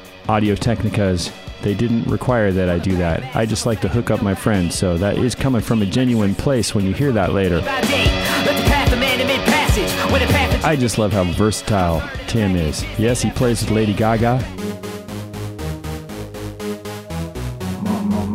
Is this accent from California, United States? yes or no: yes; Berkeley, California, United States; I grew up over in Berkeley, San Francisco